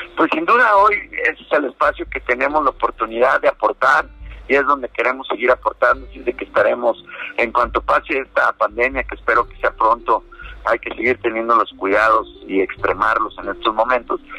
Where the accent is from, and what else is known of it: Mexico